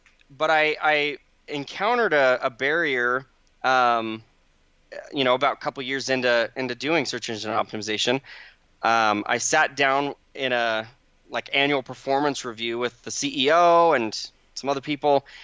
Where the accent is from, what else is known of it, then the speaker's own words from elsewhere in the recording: Phoenix, Arizona, United States; now in Utah, United States; I grew up in Arizona in the Phoenix Valley